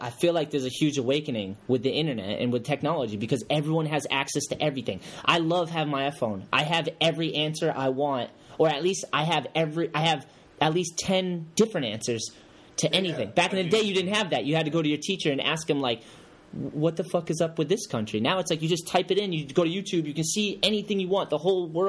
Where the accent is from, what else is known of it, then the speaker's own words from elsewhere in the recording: United States; I'm from America